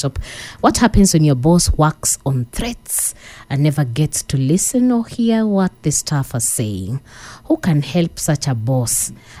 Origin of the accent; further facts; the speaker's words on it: Nairobi, Kenya; from Pangani, Nairobi.